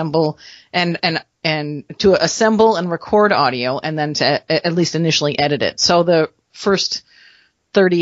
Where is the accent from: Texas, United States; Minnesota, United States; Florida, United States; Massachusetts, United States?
Minnesota, United States; I am actually originally from Minnesota